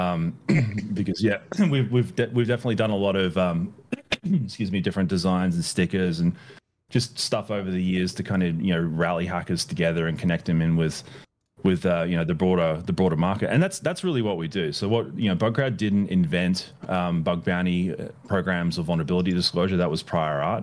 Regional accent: Australia; moved away as an adult; now in Bay Area, United States; I'm still an Australian citizen and still, you know, go back there pretty frequently, but the US is where I call home.

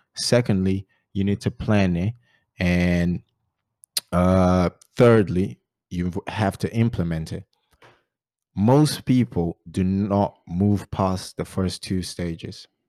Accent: Barreiro, Setúbal, Portugal; English is a second language; moved away as an adult; also born or lived in Great Yarmouth; now in Ipswich, United Kingdom; I'm originally from Portugal, uh, Barreiro, Margem Sul.

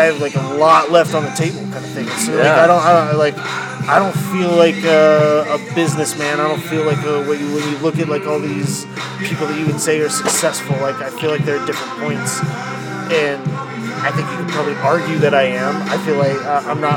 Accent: Ansley, Nebraska, United States; now in Kearney, United States; I grew up in Ansley

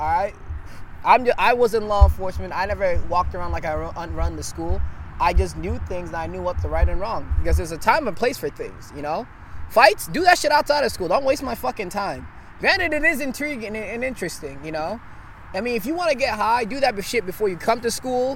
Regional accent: Nigeria; now in United States; I wasn't born here. I was born in Nigeria. I moved here in 2009.

